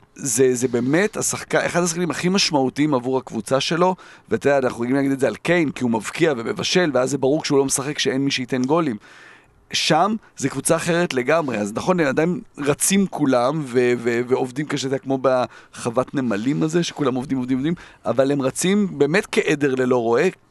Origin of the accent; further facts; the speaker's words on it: Jerusalem, Jerusalem District, Israel; כילד שגדל בירושלים